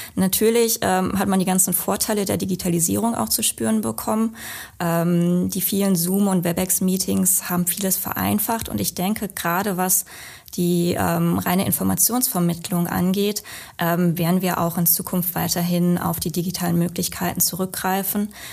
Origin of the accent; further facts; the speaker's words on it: western Münsterland, North Rhine-Westphalia, Germany; moved away as an adult; now in Essen, Germany; ich bin gebürtige Münsterländerin. Also ich bin im westlichen Münsterland geboren, aufgewachsen.